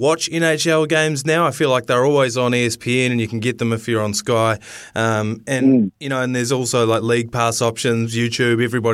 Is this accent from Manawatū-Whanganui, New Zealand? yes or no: no; South Canterbury, New Zealand; I grew up in South Canterbury